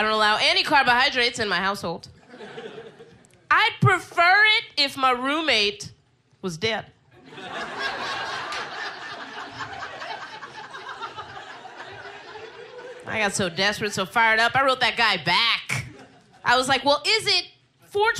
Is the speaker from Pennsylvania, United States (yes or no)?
yes; Philadelphia, Pennsylvania, United States; moved away as an adult; also born or lived in Brooklyn, New York; now in New York City, United States; I'm originally from Philly.